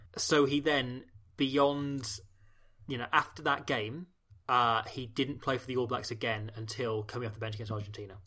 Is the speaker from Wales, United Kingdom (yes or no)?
yes; Welsh, Wales, United Kingdom; being Welsh